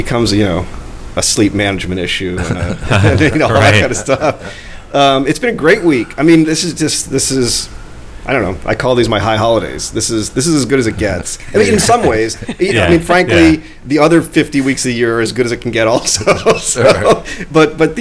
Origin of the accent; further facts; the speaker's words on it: Orlando, Florida, United States; moved away as an adult; also born or lived in Pennsylvania; now in New Orleans, United States; And then I moved to Orlando, and I went to junior high and high school in Orlando.